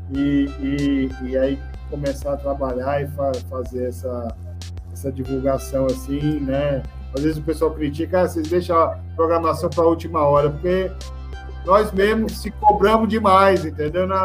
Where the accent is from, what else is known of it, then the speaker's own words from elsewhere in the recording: Ceará, Brazil; a gente, é, nós que estamos aí no Porto Pecém desde o seu início, desde 2002, a gente só se, é, como cearense, a gente tem muita honra de falar do Porto Pecém e, e, e o Estado do Ceará está no momento aí de crescimento